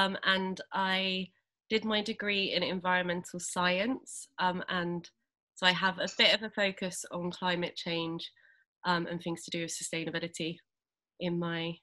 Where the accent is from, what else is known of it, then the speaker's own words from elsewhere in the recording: London, United Kingdom; I grew up in Southeast London